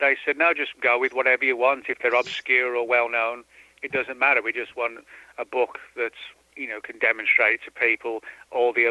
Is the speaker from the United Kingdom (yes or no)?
yes; about 10 miles from Birmingham, West Midlands, United Kingdom; moved away as an adult; I was born and bred in the Midlands